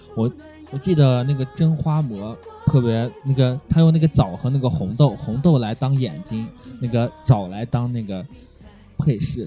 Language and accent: Chinese; Shanxi, China; 我们山西人呢更喜欢把它就放一些葱姜蒜